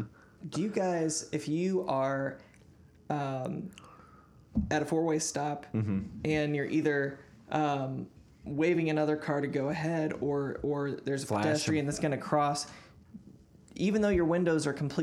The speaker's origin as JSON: {"language": "English", "region": "Midwest", "country": "United States", "tie": "born or raised there", "said": "That's just because I grew up in the Midwest."}